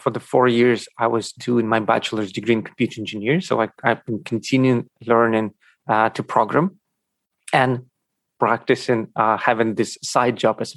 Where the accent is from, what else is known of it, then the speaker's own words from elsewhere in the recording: Ukraine; born there; first language Russian; English is a second language; was born in Ukraine, and uh, Russian and Ukrainian were my mother tongue languages.